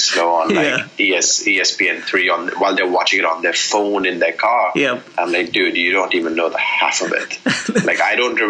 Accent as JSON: {"language": "English", "country": "India", "tie": "born or raised there", "said": "I played a little bit as a kid growing up in India"}